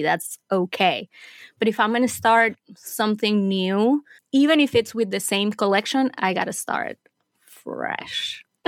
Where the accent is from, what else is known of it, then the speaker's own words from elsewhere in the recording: Venezuela; moved away as an adult; also born or lived in Middle East; I was born and raised in Venezuela. I lived there until I was done with college.